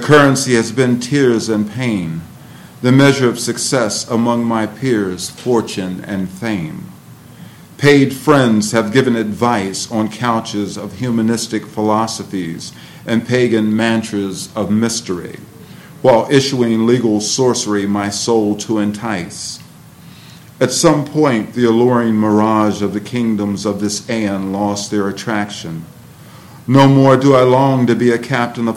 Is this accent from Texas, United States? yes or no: no; Cleveland, Ohio, United States; now in Martinsburg, United States; Growing up in Cleveland